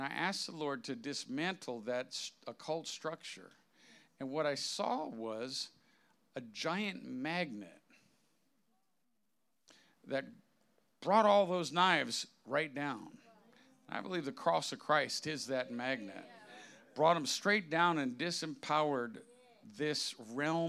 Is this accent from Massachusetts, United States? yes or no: yes; Massachusetts, United States; accent: New England; I was born in Massachusetts